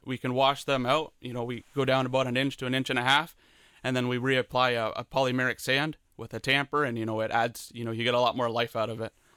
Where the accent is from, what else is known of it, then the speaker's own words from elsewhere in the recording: Leamington, Ontario, Canada; I grew up in Leamington